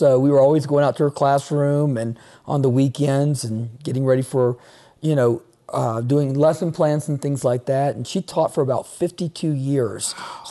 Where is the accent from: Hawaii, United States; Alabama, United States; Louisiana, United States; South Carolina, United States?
Louisiana, United States; Shreveport; also born or lived in Natchitoches, Louisiana; I grew up in Shreveport, Louisiana, but I went to college and pastored in Natchitoches, Louisiana, a little town south of Shreveport